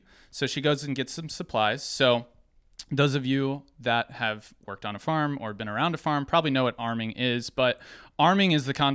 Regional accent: Norcross, Georgia, United States; I'm from Norcross, Georgia. I'm from Atlanta. I'm a city boy.

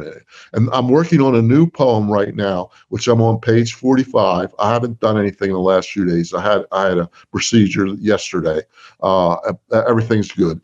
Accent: New Jersey, United States; I'm from New Jersey

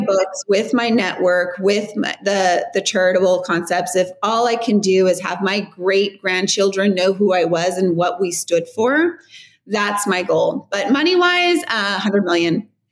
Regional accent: Riverside, California, United States; born or raised there; moved away

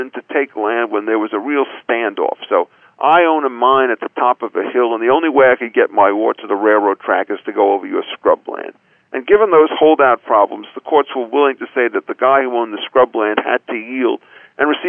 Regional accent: Chicago, Illinois, United States; as a Chicagoan

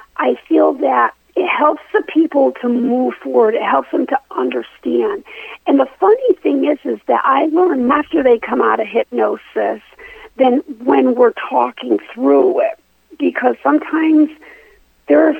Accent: Connecticut, United States; I grew up actually in Connecticut

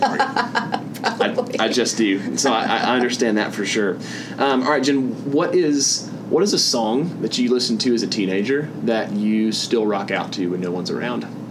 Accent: the American South, United States; I'm from the American South

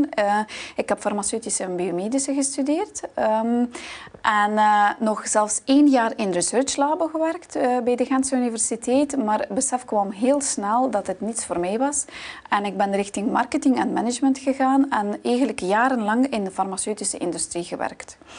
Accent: Baikonur, Kazakhstan; born there; dus ik ben geboren in Kazachstan aan de lanceerbasis in Baikonur.

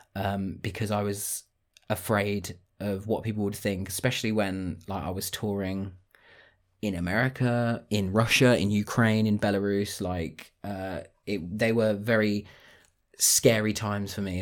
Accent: Northampton, East Midlands, United Kingdom; moved away as an adult; now in Cambridgeshire, United Kingdom; I'm from Northampton originally

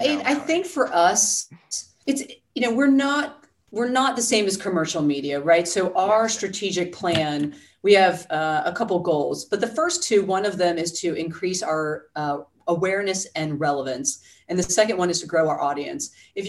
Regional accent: New Jersey, United States; But I mean, again, I'm from the Jersey Shore.

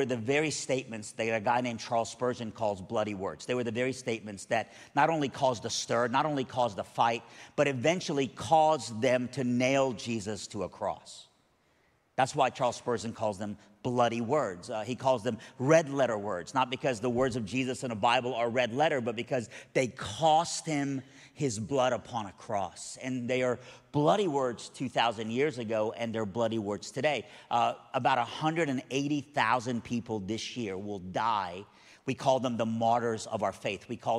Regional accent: South Iran, Iran; moved away; I'm originally from Iran, but even when I was in Iran, I was from South Iran, all right? So I've always been a Southerner, all right?

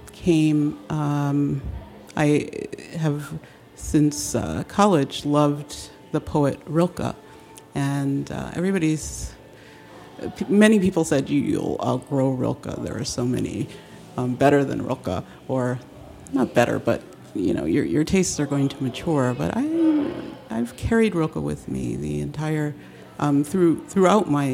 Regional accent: upstate New York, United States; also born or lived in Denver; now in Washington, D.C., United States; I am originally from New York, upstate New York. Was where I was raised

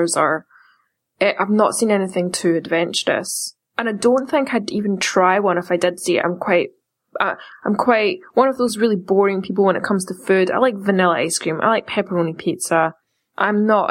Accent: Scotland, United Kingdom; growing up in Scotland

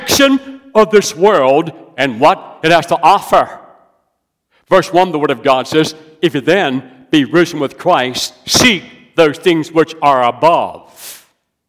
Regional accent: West Virginia, United States; now in South Carolina, United States; I'm from West Virginia. I love West Virginia. I now live in South Carolina.

